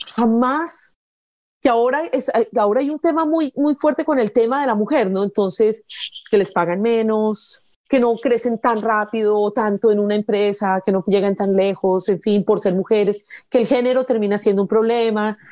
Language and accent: Spanish; Pereira, Risaralda, Colombia; moved away as an adult; also born or lived in Bogotá; now in United States; yo soy de Pereira